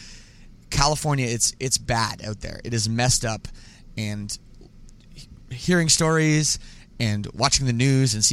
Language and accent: English; Canada; I'm Canadian